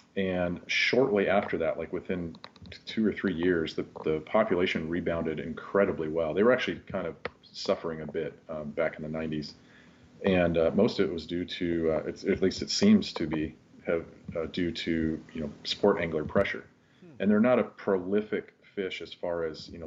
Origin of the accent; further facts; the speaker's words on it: Kirkland, Washington, United States; also born or lived in West Seattle; I grew up in Kirkland, um, you know the home of uh, of Costco